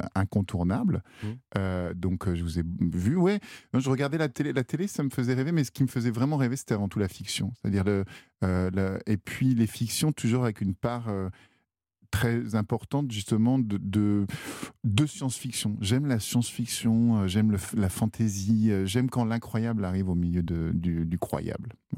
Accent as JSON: {"language": "French", "area": "Val-d'Oise", "region": "Île-de-France", "country": "France", "tie": "born or raised there", "also_born_or_lived": "Chamonix", "said": "je suis né dans le Val d'Oise, c'est ça, en Guin"}